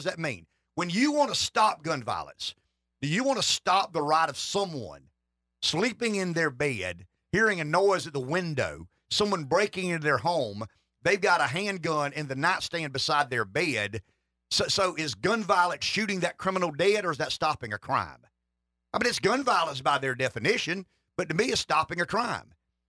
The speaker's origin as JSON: {"language": "English", "region": "the South", "country": "United States", "accent": "Southern", "said": "The only thing more bizarre than me telling this story with my Southern accent"}